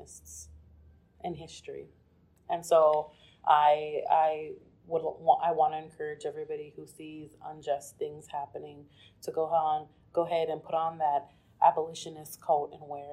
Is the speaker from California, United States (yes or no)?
no; Kansas City, Missouri, United States; woman from the east side of Kansas City